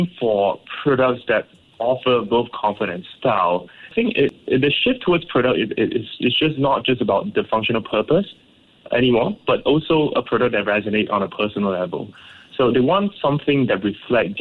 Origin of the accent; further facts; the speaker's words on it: Ipoh, Perak, Malaysia; growing up in Ipoh